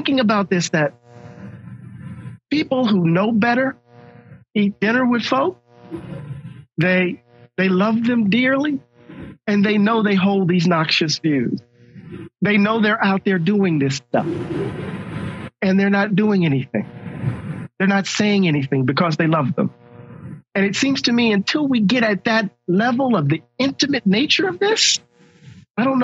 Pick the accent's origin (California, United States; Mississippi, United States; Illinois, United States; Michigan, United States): Mississippi, United States; I'm from Mississippi. That's what we say. Crazy as a Betsy bug